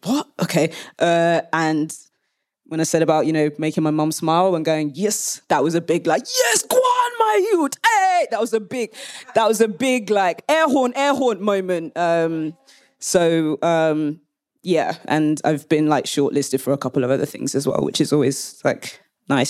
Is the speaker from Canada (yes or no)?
no; London, United Kingdom; now in Leeds, United Kingdom; I'm based in Leeds, though I am a Londoner, like through and through